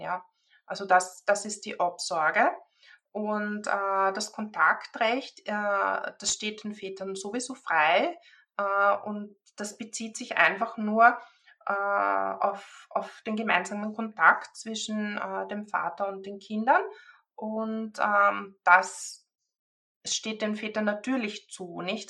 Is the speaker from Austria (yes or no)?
yes; Austria; bei uns in Österreich